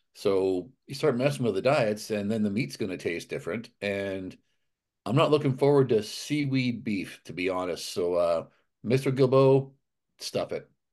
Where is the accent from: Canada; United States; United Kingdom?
Canada; Alberta; I was from Alberta